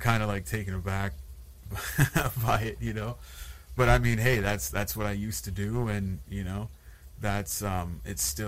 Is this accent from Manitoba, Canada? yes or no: no; Sudbury, Ontario, Canada; was actually born and raised in Sudbury